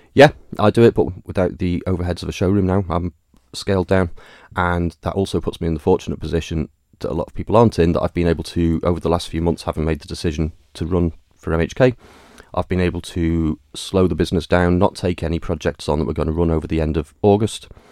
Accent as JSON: {"language": "English", "town": "Douglas", "country": "Isle of Man", "tie": "born or raised there", "said": "I was born on the Isle of Man, forty-five years ago, obviously. Uh, in Douglas, raised and educated in Douglas."}